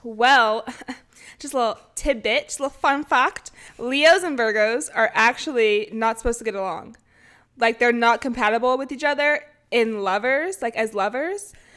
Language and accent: English; Bay Area, California, United States; I am from the Bay Area